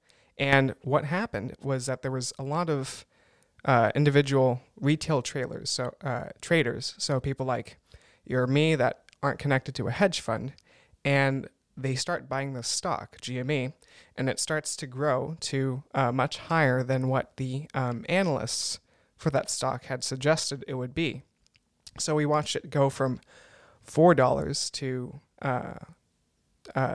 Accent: United States; moved away as an adult; now in Germany; I'm an American

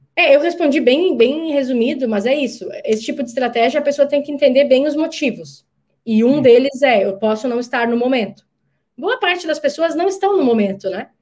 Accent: Brazil; Eu sei que como brasileira

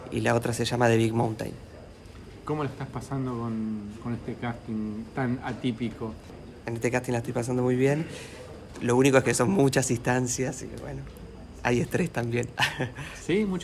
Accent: La Plata, Buenos Aires Province, Argentina; No, no soy de Buenos Aires, soy de La Plata.

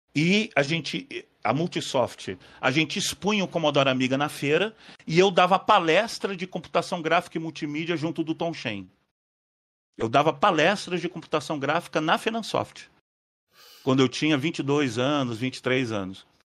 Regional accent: Rio de Janeiro, Brazil; moved away; also born or lived in São Paulo / Paraguay; Mas eu passei minha adolescência no Rio

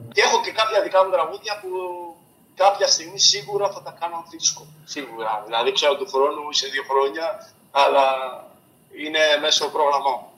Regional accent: Maritsa, South Aegean, Greece; moved away; το νησί μου, το χωριό μου που ξεκίνησα, δηλαδή τα Μαριτσά τη Ρόδου

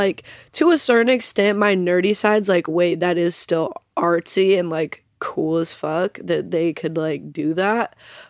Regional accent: Las Vegas, Nevada, United States; also born or lived in Arizona / Salt Lake City, Utah; I grew up partially in Vegas, like kind of elementary school like uh-huh. ages. And then uh-huh. I lived in Arizona. I lived in back in Salt Lake.

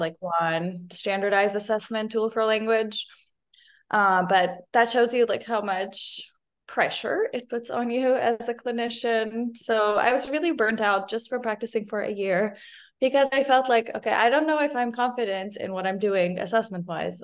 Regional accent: Lebanon; moved away as an adult; now in United States; I'm originally from Lebanon

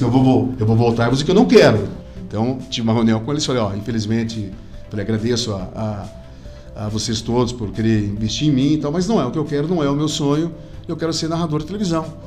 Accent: Cascavel, Paraná, Brazil; moved away; na minha infância, na minha juventude, quando eu passei em Cascavel

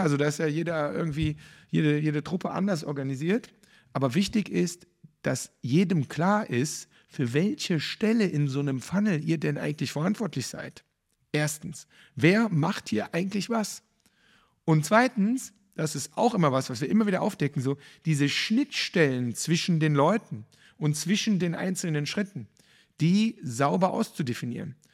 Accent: Cologne, North Rhine-Westphalia, Germany; für mich als Kölner

